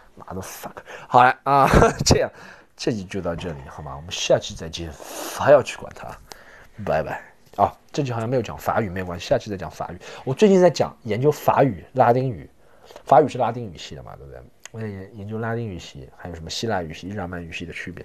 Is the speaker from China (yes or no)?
yes; China; 我们 中国人